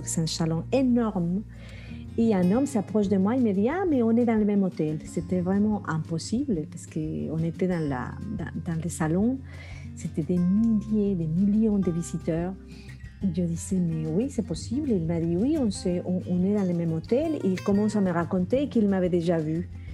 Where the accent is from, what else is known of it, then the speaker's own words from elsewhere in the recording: Colombia; moved away; était chez moi en Colombie